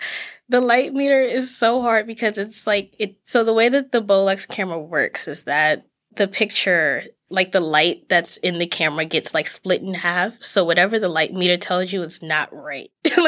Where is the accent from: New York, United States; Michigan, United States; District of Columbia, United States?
District of Columbia, United States; Washington; moved away as an adult; now in Massachusetts, United States; I am from Washington, D.C.